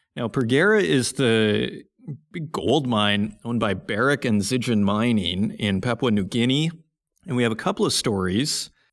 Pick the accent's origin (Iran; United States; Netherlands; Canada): Canada; Saskatoon, Saskatchewan; the north of Saskatoon, my hometown